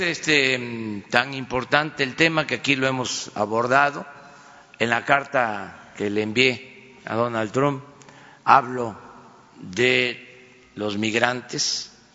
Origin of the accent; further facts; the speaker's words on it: Tabasco, Mexico; moved away; desde Paraíso, Tabasco, desde mi tierra, desde mi agua